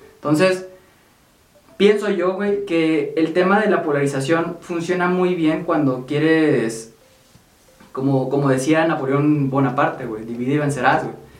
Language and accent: Spanish; Mexico